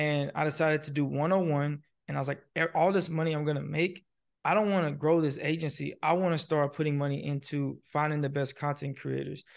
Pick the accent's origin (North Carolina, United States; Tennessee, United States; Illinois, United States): Tennessee, United States; Nashville; also born or lived in Fort Benning, Georgia / Miami, Florida; I'm originally from Fort Benning, Georgia. I grew up in Nashville, Tennessee